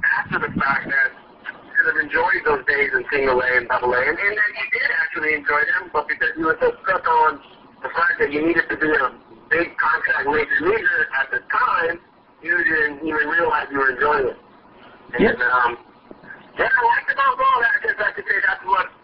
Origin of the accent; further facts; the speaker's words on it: Southern California, United States; I grew up in Southern Cal, so I grew up playing sports